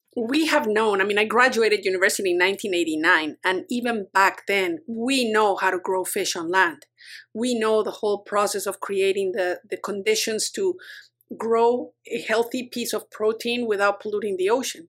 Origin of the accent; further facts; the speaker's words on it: Mexico; moved away as an adult; also born or lived in United States; now in Vancouver Island, Canada; I grew up in Mexico